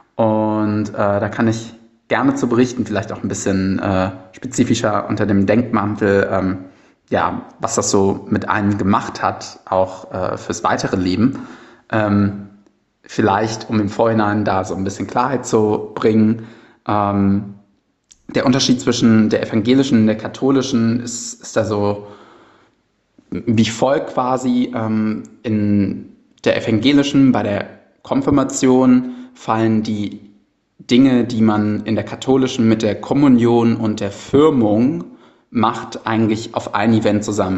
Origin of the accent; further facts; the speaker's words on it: Cologne, North Rhine-Westphalia, Germany; bei mir als gebürtiger Kölner